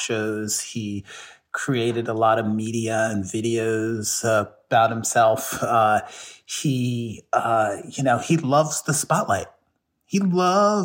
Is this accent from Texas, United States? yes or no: no; Philadelphia, Pennsylvania, United States; I came from Philadelphia, but my family originally comes from the South, from Charleston, South Carolina